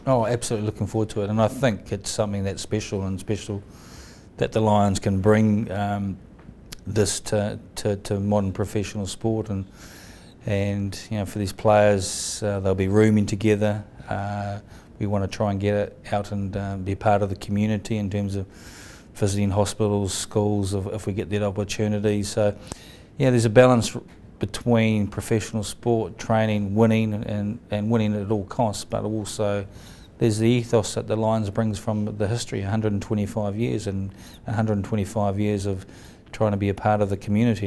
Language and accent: English; New Zealand; myself as a Kiwi